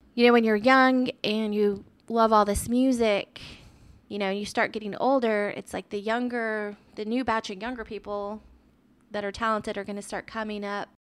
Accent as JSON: {"language": "English", "town": "Austin", "region": "Texas", "country": "United States", "tie": "born or raised there", "moved": "yes", "said": "Austin, so I'm from Austin"}